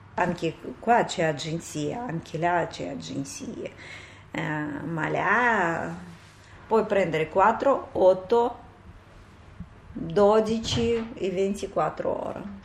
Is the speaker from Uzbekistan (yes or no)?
yes; Uzbekistan; Italian is a second language; moved away as an adult; also born or lived in United States; now in Italy; sono da Uzbekistan